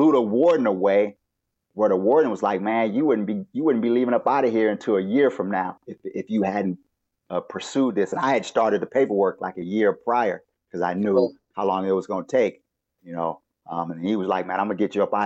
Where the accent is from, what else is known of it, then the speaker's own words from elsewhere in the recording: Los Angeles, California, United States; I grew up in Los Angeles, but I grew up by the beach and in the hood